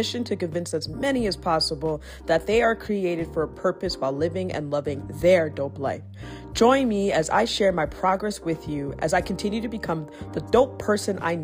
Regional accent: Toronto, Ontario, Canada; I'm also from Toronto.

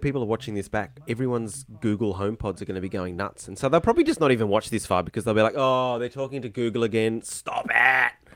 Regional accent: Brisbane, Queensland, Australia; moved away as an adult; now in Tasmania, Australia; I grew up in Queensland, Brisbane, so north hot

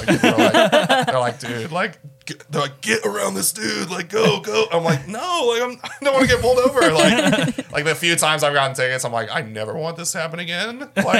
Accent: Tulsa, Oklahoma, United States; also born or lived in Los Angeles; I'm from Tulsa, born and raised.

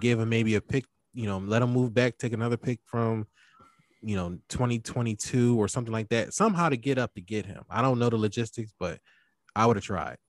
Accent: Philadelphia, Pennsylvania, United States; I'm from Philly

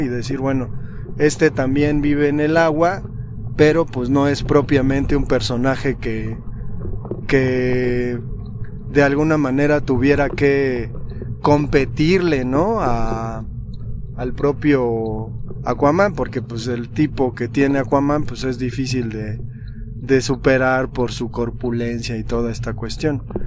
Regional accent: Mexico; somos mexicanos

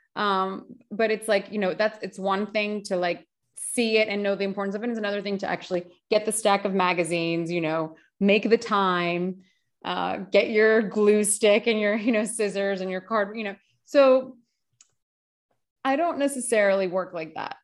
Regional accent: United States; I'm Greek American

